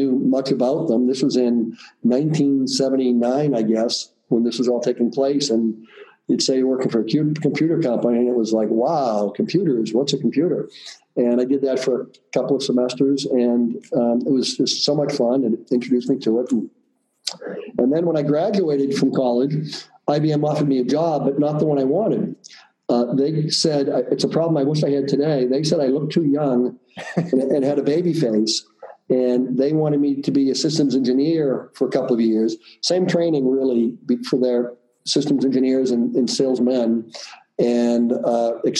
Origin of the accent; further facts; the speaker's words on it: Boston, Massachusetts, United States; accent: Boston; I grew up in the heart of the city in a neighborhood called Dorchester